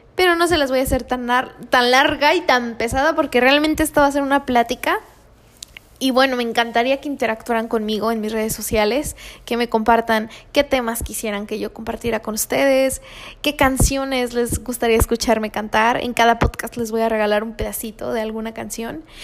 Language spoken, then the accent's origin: Spanish; Tijuana, Baja California, Mexico; also born or lived in Guanajuato; soy originaria de Guanajuato, pero me crié aquí en Tijuana, así que soy súper tijuanense